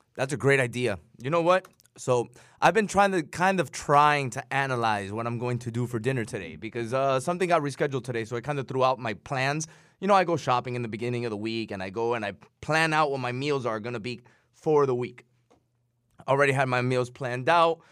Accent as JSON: {"language": "English", "town": "Chicago", "region": "Illinois", "country": "United States", "said": "I'm from Chicago"}